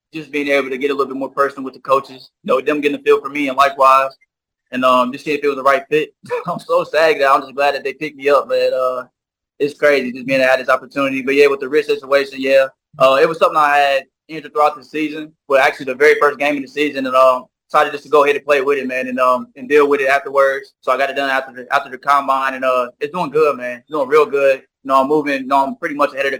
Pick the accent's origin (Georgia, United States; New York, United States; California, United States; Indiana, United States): Indiana, United States; Indianapolis; play in my hometown, you know, being a Colts fan my whole life, growing up watching